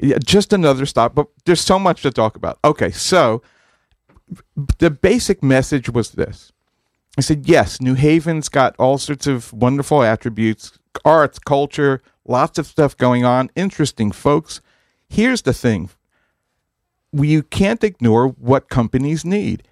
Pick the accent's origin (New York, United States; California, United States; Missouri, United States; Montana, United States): New York, United States; Massapequa; moved away; also born or lived in New Haven; I grew up in Massapequa, uh, in Long Island, Farmingdale High School